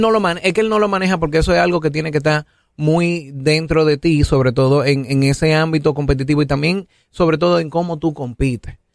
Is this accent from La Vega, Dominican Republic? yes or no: no; Santo Domingo, Distrito Nacional, Dominican Republic; yo soy de Santo Domingo